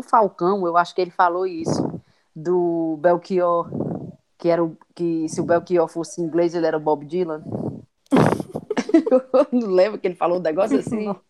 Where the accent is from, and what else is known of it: Ceará, Brazil; moved away